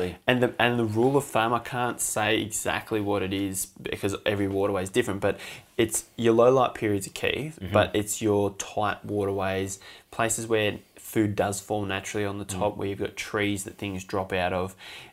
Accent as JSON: {"language": "English", "region": "New South Wales", "country": "Australia", "tie": "born or raised there", "said": "compared to what I grew up fishing on the Bidgee"}